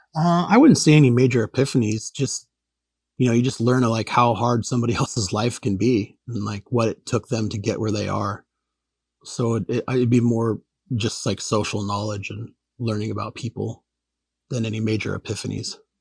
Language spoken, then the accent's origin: English; Anchorage, Alaska, United States; I grew up in Anchorage and it really is a small town.